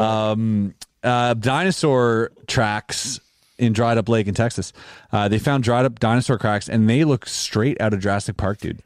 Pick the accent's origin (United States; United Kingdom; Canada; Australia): Canada; we're Canadian